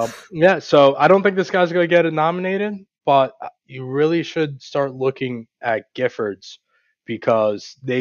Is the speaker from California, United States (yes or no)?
no; New York, United States; also born or lived in Georgia; now in Maryland, United States; my home state of New York